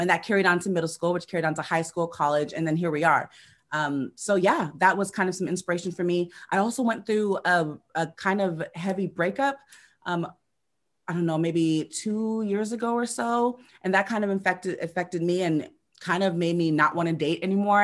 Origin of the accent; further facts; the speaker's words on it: Seattle, Washington, United States; I actually was born and raised in Seattle